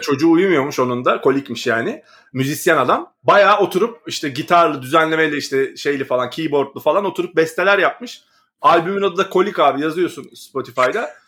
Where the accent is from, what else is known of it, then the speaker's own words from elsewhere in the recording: Istanbul, Turkey; also born or lived in Küçükyalı, Istanbul; Bakırköy'lüyüz de ben sonuçta şey deyim, e, altı senedir falan Küçük Yalı'da oturuyorum